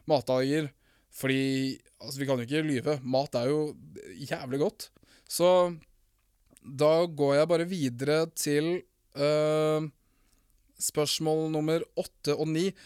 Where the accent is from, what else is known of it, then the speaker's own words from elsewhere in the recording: Morocco; Men ja, jeg er fra Marokko. Ikke fra Mexico. Jeg er halvt samisk og halvt fra Marokko.